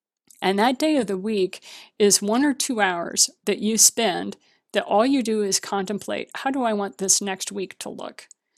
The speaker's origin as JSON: {"language": "English", "country": "Japan", "tie": "born or raised there", "said": "because I was raised in Japan. So, you know, I'm used to hearing gongs."}